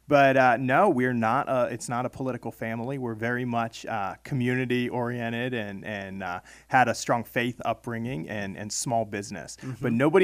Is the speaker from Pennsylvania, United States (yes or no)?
yes; Millerstown, Pennsylvania, United States; also born or lived in Maryland; I was actually born in Maryland. My family comes from Maryland and moved up to Pennsylvania when I was about 8 years old and grew up in Perry County, Millerstown area, Greenwood Township.